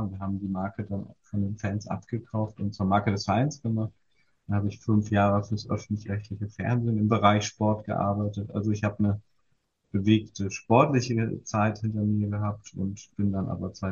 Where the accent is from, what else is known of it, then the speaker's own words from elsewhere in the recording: East Germany, Germany; Ich bin, äh, ich bin tatsächlich in der DDR groß geworden und war in dem Fördersystem